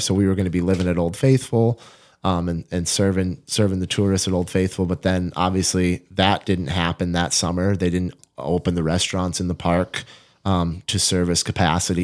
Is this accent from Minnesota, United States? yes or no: yes; Fergus Falls, Minnesota, United States; moved away; I grew up in Fergus Falls